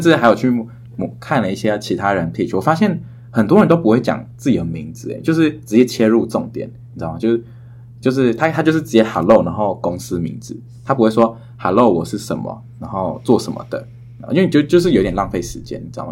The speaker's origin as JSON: {"language": "Chinese", "country": "Taiwan", "tie": "born or raised there", "moved": "as an adult", "lives_now": "United States", "said": "我就是在台湾长大的"}